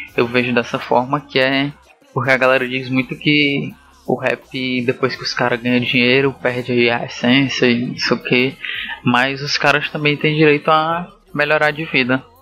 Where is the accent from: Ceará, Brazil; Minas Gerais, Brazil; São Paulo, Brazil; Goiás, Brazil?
Ceará, Brazil; Fortaleza; eu sou de Fortaleza